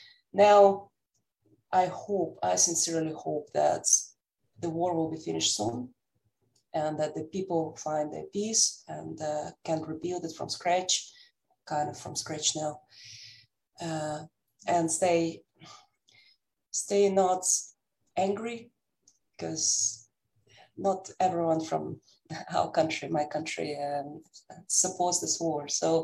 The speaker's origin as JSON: {"language": "English", "town": "Amsterdam", "region": "North Holland", "country": "Netherlands", "lives_now": "United States", "said": "Besides the fact that I'm living now in the United States and I'm coming from Amsterdam, from the Netherlands, by roots, I'm Russian."}